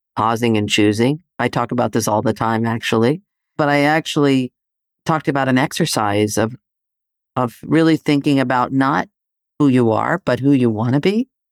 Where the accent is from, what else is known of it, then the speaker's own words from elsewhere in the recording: Athens, Attica, Greece; moved away; I grew up in Greece, right? So, living in Athens